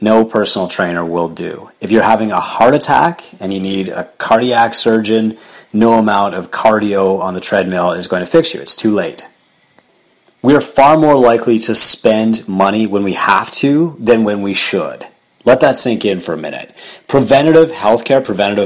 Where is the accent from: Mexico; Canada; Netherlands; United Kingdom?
Canada; I'm Canadian